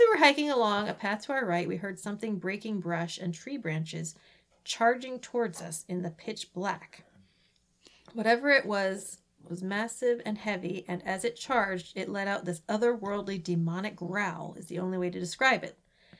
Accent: New Bedford, Massachusetts, United States; I grew up in New Bedford and would go hiking and spend the night out there in the Freetown State Forest, not very far from Profile Rock.

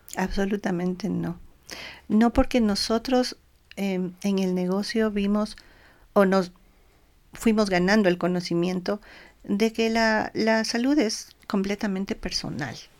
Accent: Ecuador; nosotros como ecuatorianos

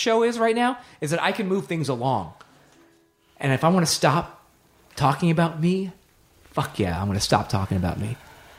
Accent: Nashville, Tennessee, United States; I grew up in Nashville and came out the first time in the 80s.

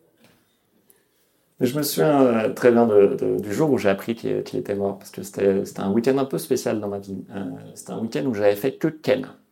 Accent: Lyon, Auvergne-Rhône-Alpes, France; moved away; je viens de Lyon à la base.

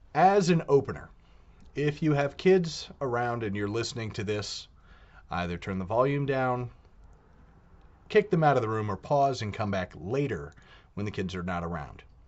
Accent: United States; Being American

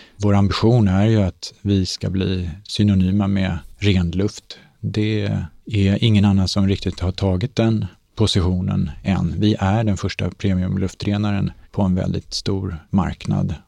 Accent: Sweden; Vi är svenskar

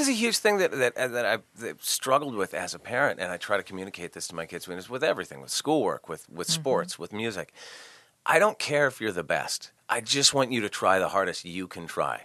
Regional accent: Santa Barbara, California, United States; I grew up in Santa Barbara, California.

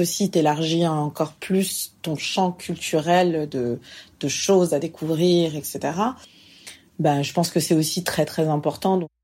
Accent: France; moved away as an adult; now in Montreal, Canada; je suis française, je vis ici maintenant depuis 5 ans

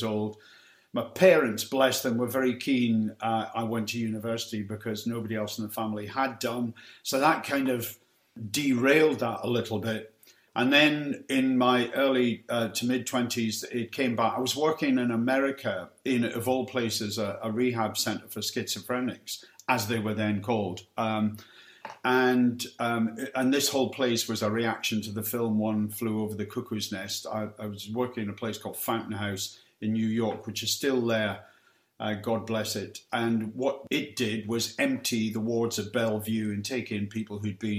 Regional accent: Aberdeen, Scotland, United Kingdom; moved away as an adult; also born or lived in Peterhead / Newcastle / London; I was brought up in Peterhead, north of Aberdeen, and was there till I was about nine. Then we moved to Aberdeen, and I was there till my late teens and university, really.

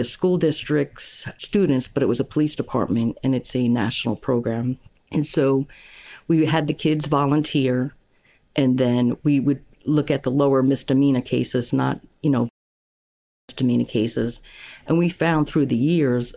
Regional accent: Long Island, New York, United States; moved away as an adult; also born or lived in Tiverton, Rhode Island / Fall River, Massachusetts / South Carolina; I'm a native New Yorker. I was born and raised on Long Island, New York

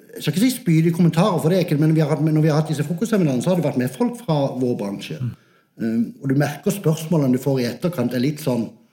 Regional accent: Sørlandet, Southern Norway, Norway; accent: Sørlandet; moved away as an adult; also born or lived in Manchester; jeg er fra Sørlandet

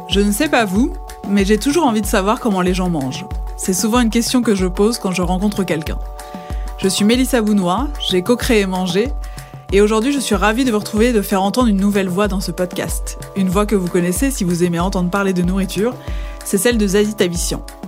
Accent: Mulhouse, Grand Est, France; now in Brest, France; Je suis née à Mulhouse

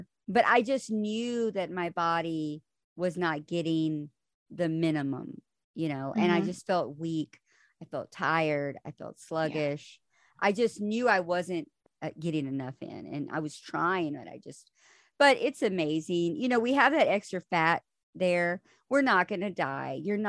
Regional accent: Texas, United States; Well, I'm from Texas.

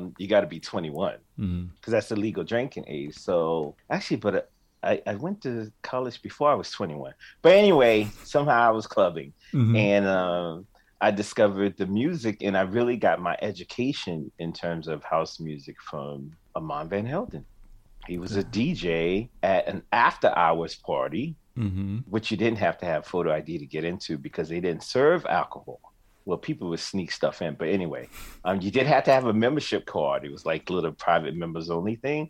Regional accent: Savannah, Georgia, United States; moved away as an adult; also born or lived in Boston, Massachusetts / New York; I grew up in Savannah

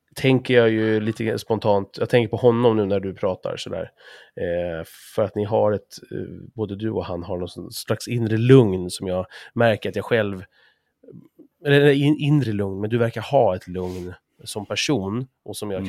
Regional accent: Sweden; oss som svenskar

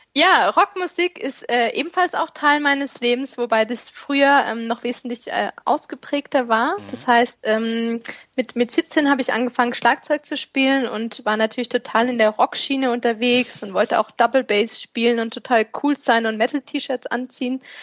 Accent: Stuttgart, Baden-Württemberg, Germany; now in Kraichgau, Germany; Ich komme ursprünglich aus dem Ländle

